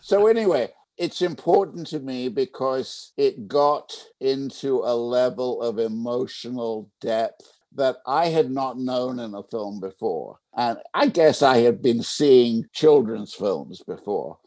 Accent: England, United Kingdom; now in United States; I was English.

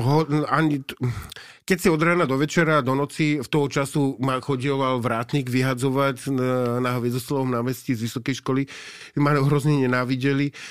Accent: Slovakia; also born or lived in Osaka, Japan; keď som povedal, odkiaľ som, tak vedeli. Oni vedia, že kde je Československo

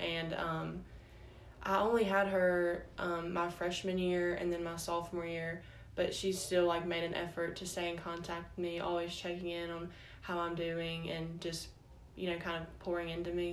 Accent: Starkville, Mississippi, United States; also born or lived in Florence, Mississippi; I was born in Starkville, but when I was four, we moved to Florence, Mississippi. So I actually started kindergarten there um, and went to the two elementary schools there and then after fourth grade, we moved back to Starkville

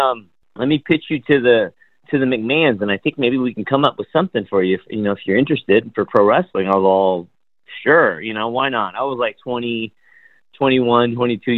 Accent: California, United States; also born or lived in West Germany / Virginia; after being born in Germany, when I was old enough to fly, we moved here to California, and we lived in a couple different areas. I think we lived in Virginia for like less than a year, and then we moved back to California

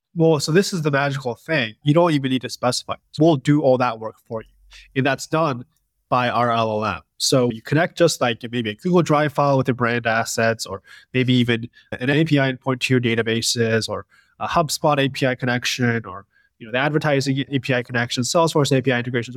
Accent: Westchester, New York, United States; I grew up in Westchester, New York

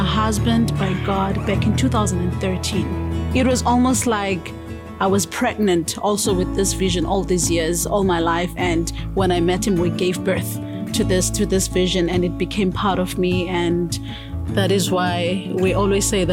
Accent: Jeffreys Bay, Eastern Cape, South Africa; moved away as an adult; now in Eswatini; I'm from Jeffreys Bay, that's my hometown

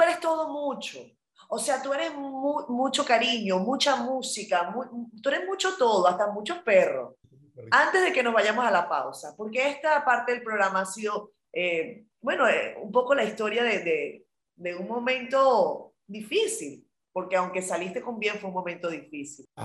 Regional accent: Venezuela; yo como venezolana

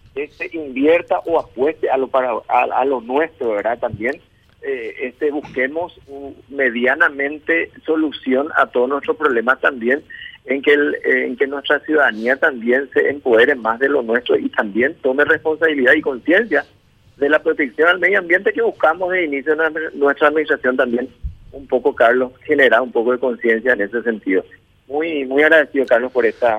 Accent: Paraguay; como ciudadano paraguayo

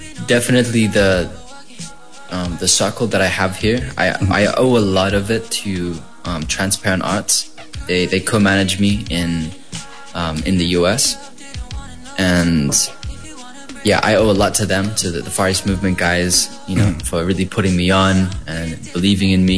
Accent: Philippines; I am a Filipino artist

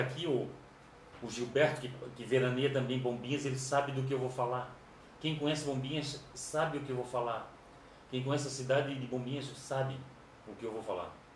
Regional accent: Florianópolis, Santa Catarina, Brazil; somos de Florianópolis

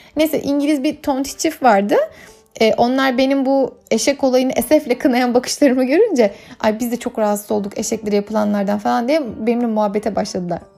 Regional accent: Turkey

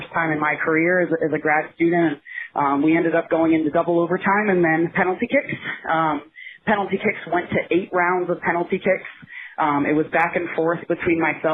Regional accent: Northport, New York, United States; moved away as an adult; now in Pennsylvania, United States; grew up on Long Island in Northport, New York, which is in Suffolk County

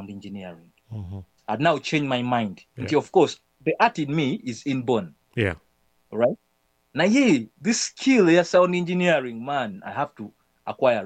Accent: Kampala, Central Region, Uganda; I'm from Luzira

